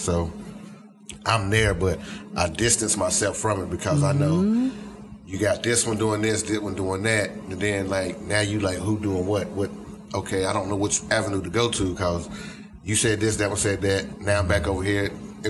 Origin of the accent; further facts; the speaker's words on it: Greensboro, North Carolina, United States; because I'm from the Greensboro area. That's where my daddy's side and all that's up that way.